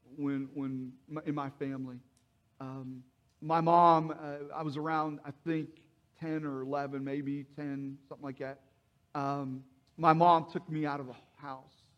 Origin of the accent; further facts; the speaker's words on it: Mannington, West Virginia, United States; moved away as an adult; I was uh, born and raised in, in West Virginia, Mannington, West Virginia